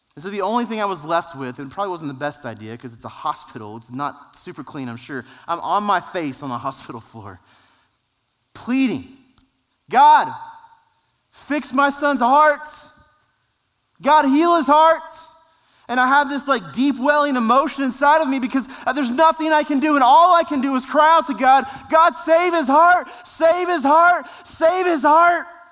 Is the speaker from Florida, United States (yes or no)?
no; San Angelo, Texas, United States; We're from San Angelo